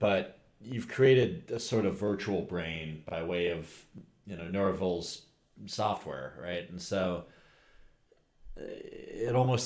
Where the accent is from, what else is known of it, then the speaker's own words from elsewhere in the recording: Pittsburgh, Pennsylvania, United States; I grew up in Squirrel Hill in Pittsburgh